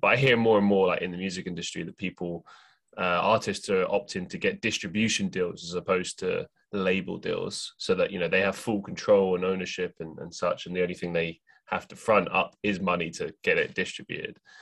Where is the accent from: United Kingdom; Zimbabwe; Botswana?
United Kingdom; London; moved away as an adult; also born or lived in Europe; now in Manchester, United Kingdom; I grew up in London